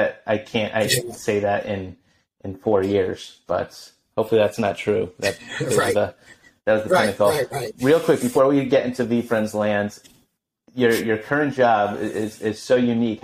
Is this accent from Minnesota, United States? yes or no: no; Connecticut, United States; I grew up in Connecticut